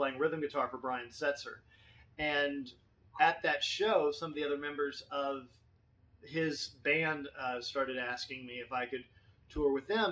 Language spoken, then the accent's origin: English; Fort Worth, Texas, United States; also born or lived in Los Angeles; I grew up in Fort Worth